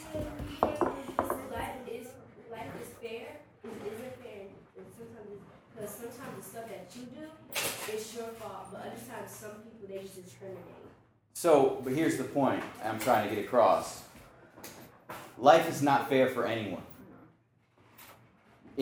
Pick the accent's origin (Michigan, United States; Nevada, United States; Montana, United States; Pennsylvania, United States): Michigan, United States; Lansing; moved away as an adult; also born or lived in Detroit, Michigan; now in Houston, United States; I grew up in Lansing, Michigan.